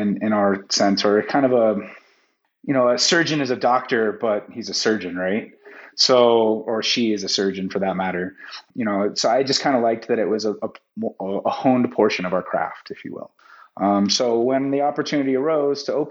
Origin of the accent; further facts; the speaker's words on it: San Francisco Bay Area, California, United States; also born or lived in Las Vegas / Denver; now in Park City, United States; I grew up in San Francisco Bay Area